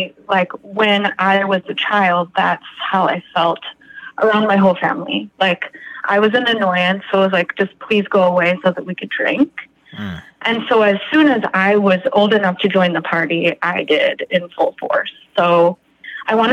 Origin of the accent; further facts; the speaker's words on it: Chicago, Illinois, United States; also born or lived in Winnetka; I'm from the Chicagoland